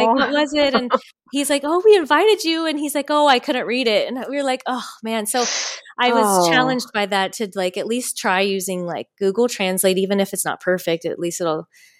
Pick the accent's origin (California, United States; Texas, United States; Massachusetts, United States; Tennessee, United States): California, United States; And I'm like a Californian, like, that's where I grew up.